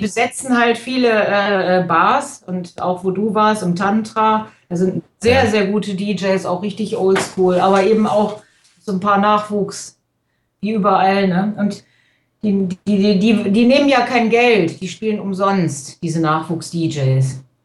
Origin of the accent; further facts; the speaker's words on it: Krefeld, North Rhine-Westphalia, Germany; in Krefeld, wo ich herkomme